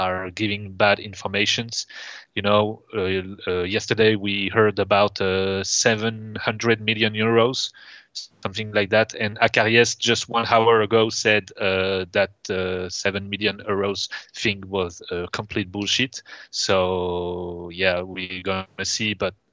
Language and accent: English; Toulon, Provence-Alpes-Côte d'Azur, France; I'm from Toulon